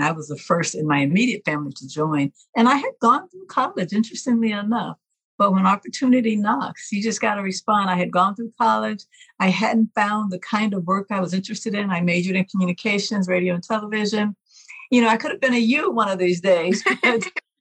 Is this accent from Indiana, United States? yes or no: no; Mississippi, United States; moved away as an adult; I'm originally from Mississippi, got to go back home